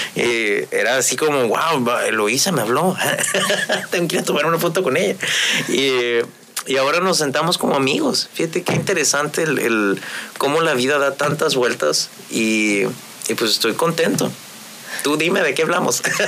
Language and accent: Spanish; Ensenada, Baja California, Mexico; moved away as an adult; also born or lived in Morelos; soy un joven de Ensenada